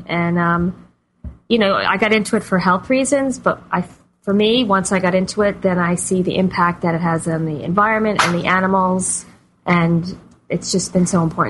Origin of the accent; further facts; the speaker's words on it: New Jersey, United States; moved away as an adult; now in New York City, United States; I grew up in New Jersey